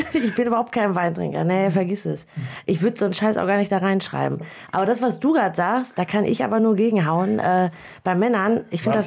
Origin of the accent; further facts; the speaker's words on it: Büren, North Rhine-Westphalia, Germany; ich komme aus Büren